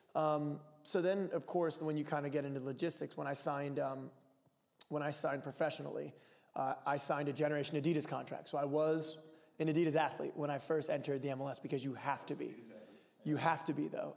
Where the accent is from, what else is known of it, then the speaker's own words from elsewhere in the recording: Lancaster, Pennsylvania, United States; now in Portland, United States; I'm from Lancaster, Pennsylvania, the Amish capital of the world.